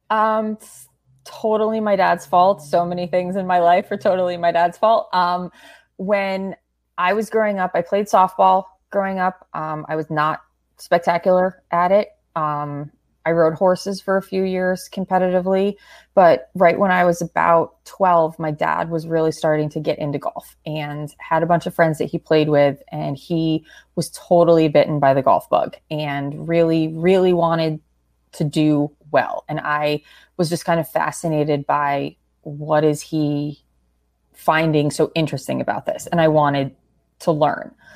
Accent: Connecticut, United States; growing up in Connecticut

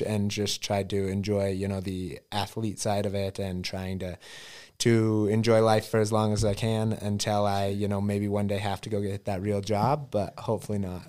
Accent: Elk Park, Montana, United States; I grew up actually outside of Butte in Elk Park, Montana.

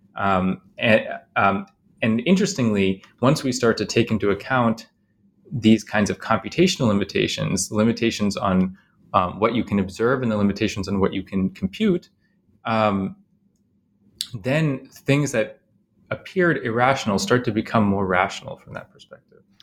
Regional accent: Chicago, Illinois, United States; I grew up in Chicago mostly

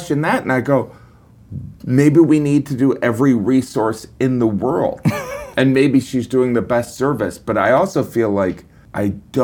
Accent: Indiana, United States; also born or lived in Manhattan; now in New York, United States; I'm from Indiana. I live in Manhattan.

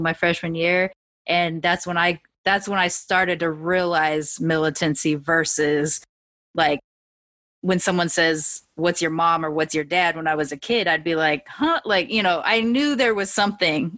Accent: California, United States; also born or lived in Long Beach / Sacramento; I'm fully so Californian

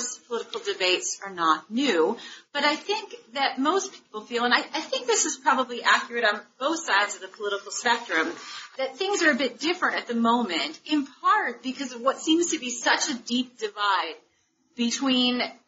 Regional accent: St. Louis, Missouri, United States; now in Washington, D.C., United States; I'm from St. Louis, and I live in Washington, D.C.

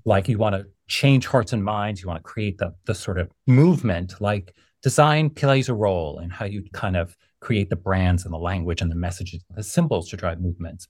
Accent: New York, United States; growing up in New York

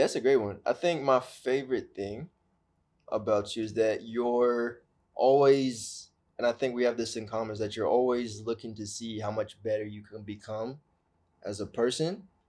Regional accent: Orange County, California, United States; Growing up in Orange County

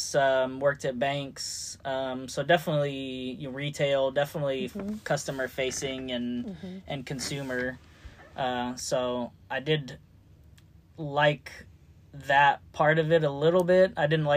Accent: California, United States; moved away as an adult; also born or lived in Georgia; now in Louisville, United States; I'm originally from California

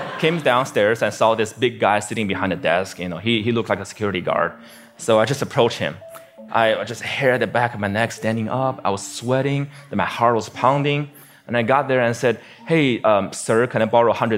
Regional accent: Beijing, China; now in United States; my hometown, Beijing, China

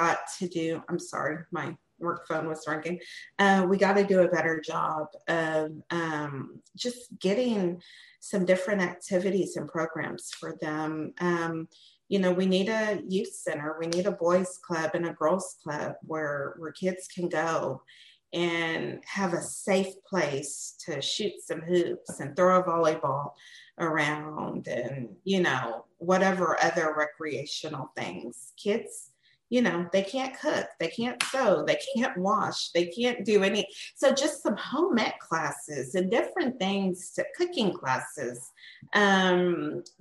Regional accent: Seguin, Texas, United States; growing up in Seguin

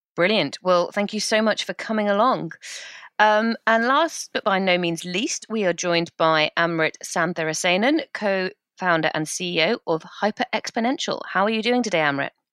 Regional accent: United Kingdom; we're British

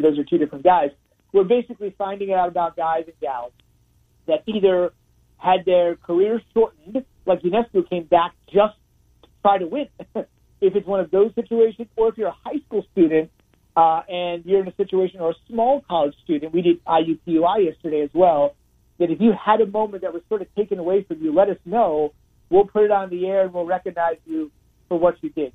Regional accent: New Jersey, United States; now in Connecticut, United States; my home state of New Jersey

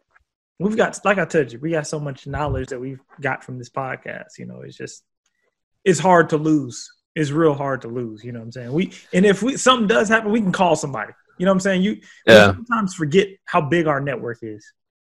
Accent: Oregon, United States; moved away; It's in Bend, Oregon. Oh, shit. Yeah, it's from my home state.

